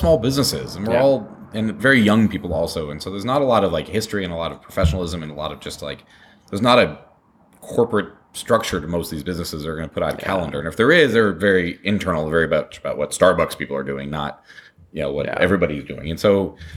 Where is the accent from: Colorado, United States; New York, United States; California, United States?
Colorado, United States; moved away; I'm from Colorado originally